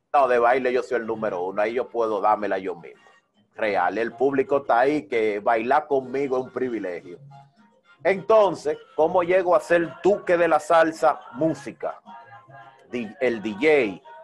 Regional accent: Santo Domingo Oeste, Distrito Nacional, Dominican Republic; moved away as an adult; now in Barcelona, Spain; me crié, adquirí conocimiento, me hice un hombre en Herrera en Herrera. en Herrera, específicamente las caobas

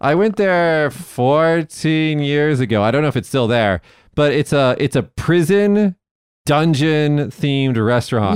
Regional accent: Las Vegas, Nevada, United States; moved away; also born or lived in Fukuoka; in Las Vegas, my hometown

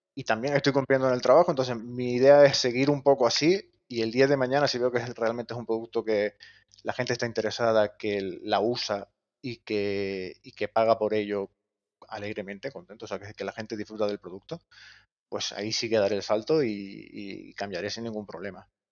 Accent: Gran Canaria, Canary Islands, Spain; moved away; yo soy de Gran Canaria y los estudios los hice allí

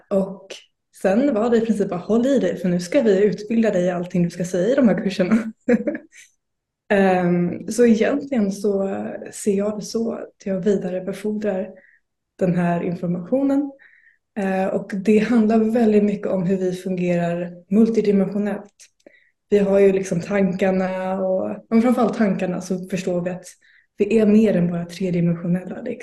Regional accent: Blekinge, Sweden; Blekinge faktiskt. Men jag eh, byter dialekt beroende på vem jag umgåtts med under dagen.

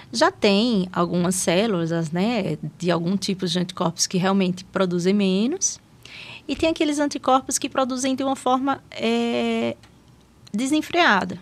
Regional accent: Aracaju, Sergipe, Brazil; moved away as an adult; also born or lived in São Paulo; now in Taubaté, Brazil; eu sou natural de Aracaju, né? Eu sou de Sergipe

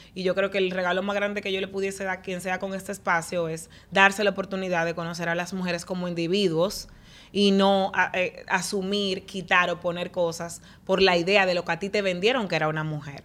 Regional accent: Dominican Republic; como dominicanos nosotros

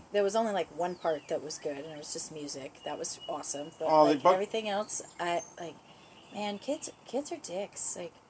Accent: Asheville area, North Carolina, United States; also born or lived in Florida; From here. Born, like, just down the road at Mission.

